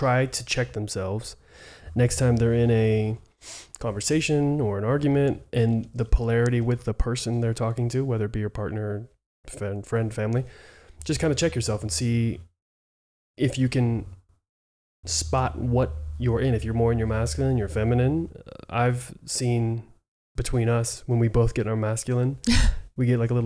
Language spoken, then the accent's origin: English; Southern California, United States; in fifth grade when I moved from Southern California to Northern California